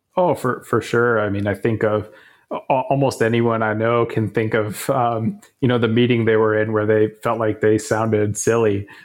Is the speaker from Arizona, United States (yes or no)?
yes; Tucson, Arizona, United States; moved away; University of Arizona, and it just, just happened to be my, my hometown